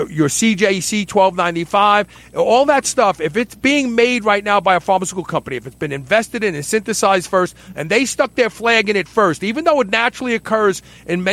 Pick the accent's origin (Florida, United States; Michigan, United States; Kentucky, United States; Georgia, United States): Kentucky, United States; right here in my home state, Hodgensville